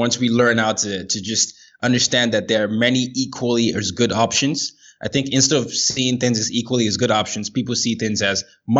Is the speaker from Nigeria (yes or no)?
yes; Nigeria; So I'm from Nigeria originally. That's what I identify as. But by the time I was 17, I'd lived in 5 countries and 4 continents.